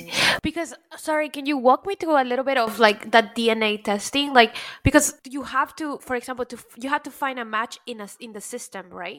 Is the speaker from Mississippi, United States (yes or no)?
no; Pembroke Pines, Florida, United States; now in New York, United States; I grew up in Pembroke Pines, Florida, where nothing really happens and people don't even lock their doors. But then after moving to New York